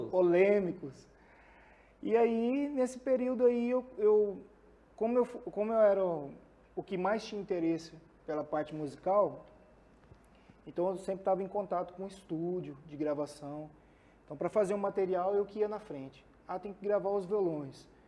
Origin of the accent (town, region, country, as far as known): Cuiabá, Mato Grosso, Brazil; born or raised there; moved away as an adult; also born or lived in Campo Grande, Mato Grosso do Sul; now in Goiânia, Brazil